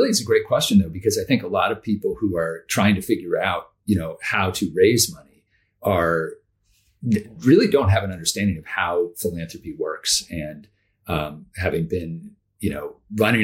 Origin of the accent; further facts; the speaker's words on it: Amherst, Massachusetts, United States; I grew up in Western Massachusetts in a town called Amherst